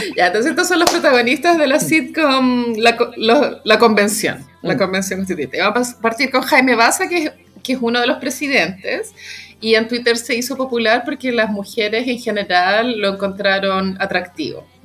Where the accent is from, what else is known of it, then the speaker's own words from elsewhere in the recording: Chile; como chilena relevante